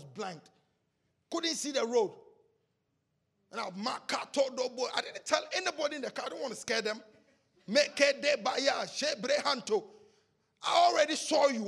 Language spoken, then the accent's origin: English; Ghana; English is a second language; moved away; We grew up together in Ghana